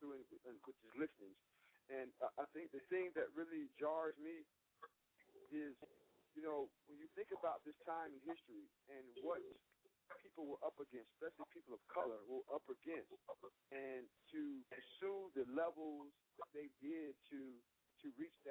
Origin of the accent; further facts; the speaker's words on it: Brunswick, Georgia, United States; moved away as an adult; now in Rockaway, New Jersey, United States; I'm originally from Brunswick, Georgia, and I actually just moved here in 2006.